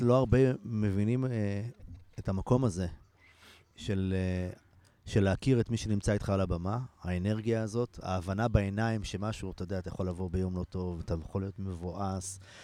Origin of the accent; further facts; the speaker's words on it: Ein Carmel, Haifa District, Israel; אני גדלתי בקיבוץ